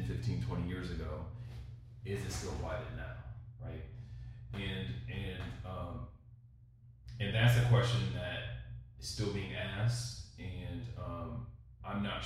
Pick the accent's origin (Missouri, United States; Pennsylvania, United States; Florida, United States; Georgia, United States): Missouri, United States; Kansas City; I grew up in Kansas City when folks left downtown